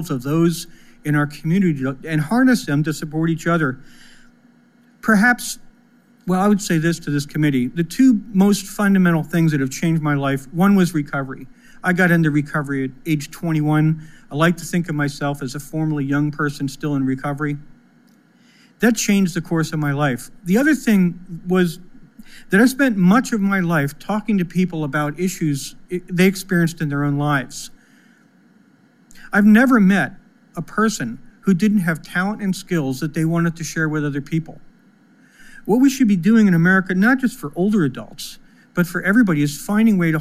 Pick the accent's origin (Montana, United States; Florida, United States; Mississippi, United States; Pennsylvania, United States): Pennsylvania, United States; my home state of Pennsylvania